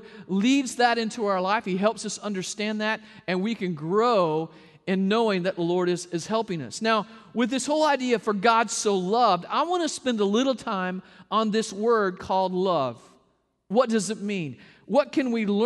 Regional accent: the South, United States; I'm a hugger from the South

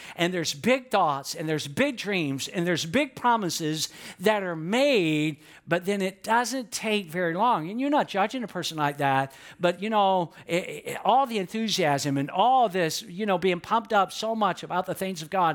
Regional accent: Atlanta, Georgia, United States; I grew up in Atlanta, and there was a lot of concrete

